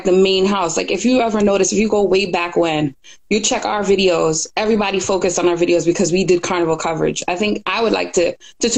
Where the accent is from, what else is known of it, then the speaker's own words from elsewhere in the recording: United States; We're both American, but we have Caribbean background.